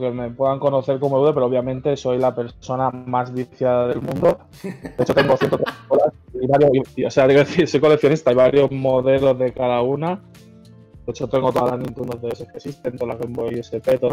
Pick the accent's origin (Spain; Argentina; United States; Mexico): Spain; Parla, Community of Madrid; Y nada, soy de Parla, soy de aquí de Madrid. Eh, nací aquí y aquí me he criado. Bueno, he estado viviendo en otros sitios, pero bueno, vuelto aquí siempre volvemos